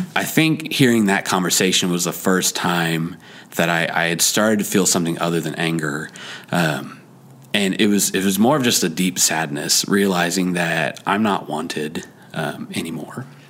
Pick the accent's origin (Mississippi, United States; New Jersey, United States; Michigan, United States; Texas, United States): Texas, United States; Dallas Fort Worth area; I was born and raised in the Dallas Fort Worth area.